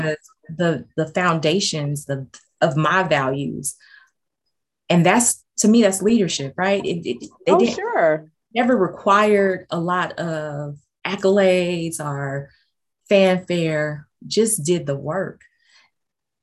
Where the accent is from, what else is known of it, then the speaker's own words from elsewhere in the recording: Los Angeles, California, United States; I grew up in South Central LA back in the 90s